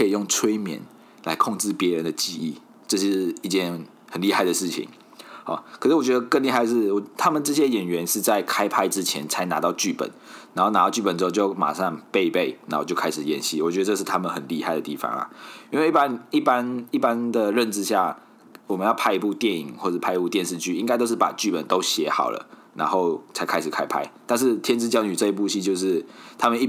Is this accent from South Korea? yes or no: no; Malaysia; moved away as an adult; now in Taiwan; 一位漂洋过海来到台湾生活的马来西亚人